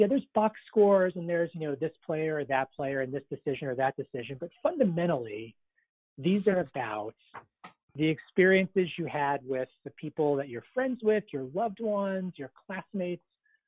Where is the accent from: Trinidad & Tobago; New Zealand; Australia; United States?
United States; Palm Beach County, Florida; now in Washington, D.C. area, United States; I grew up in Palm Beach County. I voted in the 2000 presidential election in that part of Florida.